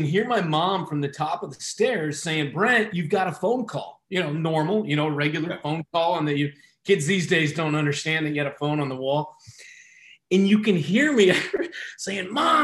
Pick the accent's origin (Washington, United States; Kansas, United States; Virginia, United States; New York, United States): Kansas, United States; growing up in Kansas